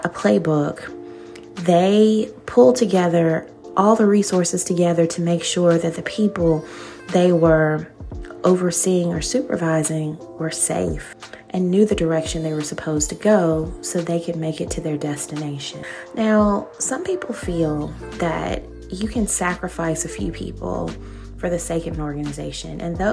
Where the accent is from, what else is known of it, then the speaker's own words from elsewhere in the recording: Alabama, United States; growing up in Alabama